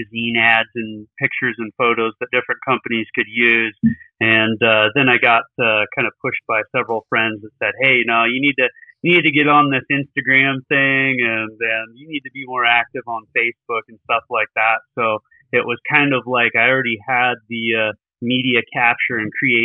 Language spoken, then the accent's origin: English; Billings, Montana, United States; I'm actually calling from Billings, Montana. So that's where I was born and raised out